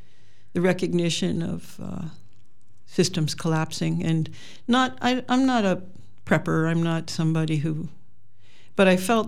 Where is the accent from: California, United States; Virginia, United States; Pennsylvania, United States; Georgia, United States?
Pennsylvania, United States; Western; moved away as an adult; also born or lived in Chicago / Miami, Florida; now in Ontario, Wisconsin, United States; I originated in Pennsylvania, Western Pennsylvania, the hills, and I landed in Chicago for quite a long time.